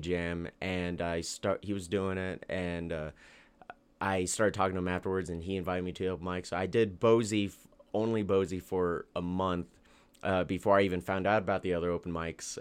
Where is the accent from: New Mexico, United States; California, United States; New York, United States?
New Mexico, United States; Albuquerque; born or raised there